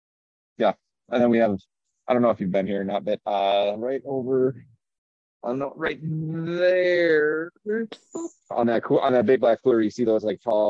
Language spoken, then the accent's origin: English; Minnesota, United States; Oh yeah. My mom's still out there out in Minnesota.